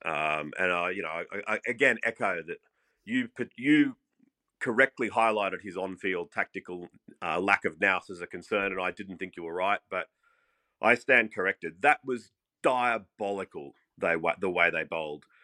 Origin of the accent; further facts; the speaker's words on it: Australia; as an Australian